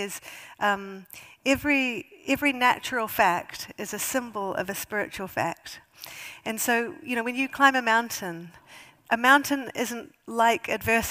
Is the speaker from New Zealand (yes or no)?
yes; New Zealand; moved away as an adult; now in United Kingdom; as a New Zealander